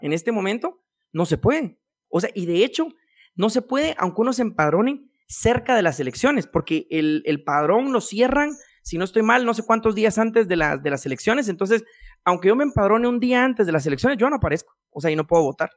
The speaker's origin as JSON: {"language": "Spanish", "region": "Quetzaltenango", "country": "Guatemala", "moved": "yes", "lives_now": "Guatemala City, Guatemala", "said": "yo soy de Shela"}